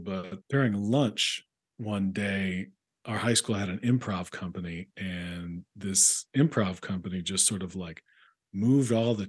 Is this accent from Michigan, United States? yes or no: no; Chapel Hill, North Carolina, United States; moved away as an adult; also born or lived in Athens, Georgia / Chicago / New York; now in Los Angeles, United States; I'm from Chapel Hill, North Carolina. So mm-hmm. that's, you know, that's where UNC is, and mm-hmm. basketball is kind of a king there.